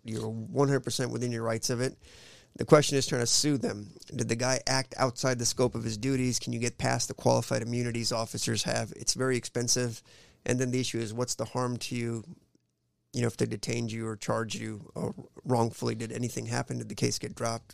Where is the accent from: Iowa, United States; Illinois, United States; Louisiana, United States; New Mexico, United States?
Iowa, United States; Oskaloosa; also born or lived in India; I grew up in Iowa, man. We moved from in, India. We moved straight to Oskaloosa, Iowa